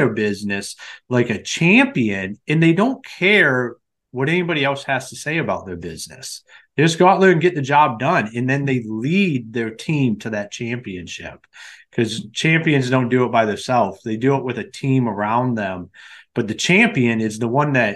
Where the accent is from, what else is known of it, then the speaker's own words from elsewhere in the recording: Akron, Ohio, United States; moved away as an adult; now in Michigan, United States; I'm originally from Akron, Ohio.